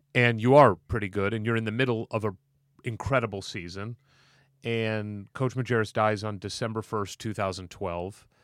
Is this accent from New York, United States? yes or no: no; St. Louis, Missouri, United States; it's my hometown, college, Saint Louis University